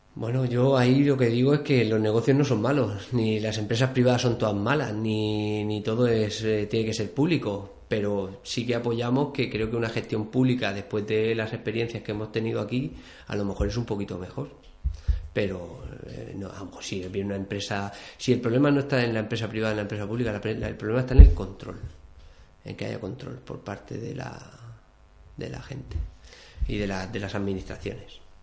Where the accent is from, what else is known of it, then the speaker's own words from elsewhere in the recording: Albatera, Valencian Community, Spain; now in Granja de Rocamora, Spain; yo vivo en Granja, pero soy de Albatera.